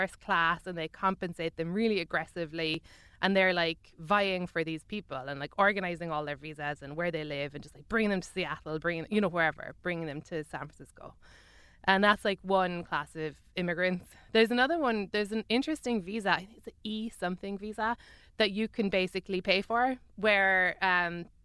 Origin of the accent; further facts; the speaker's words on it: Ireland; moved away as an adult; now in United States; I'm an Irish celebrity.